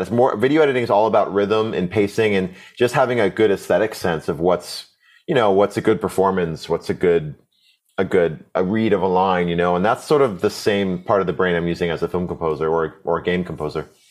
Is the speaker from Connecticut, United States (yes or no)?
yes; Connecticut, United States; I, grew up in a really, uh, um, I'm awesome public school system. Um, I'm from Connecticut, the East Coast